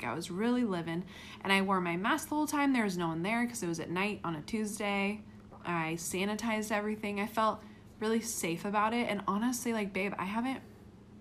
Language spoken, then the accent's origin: English; El Dorado Hills, California, United States; I grew up in El Dorado Hills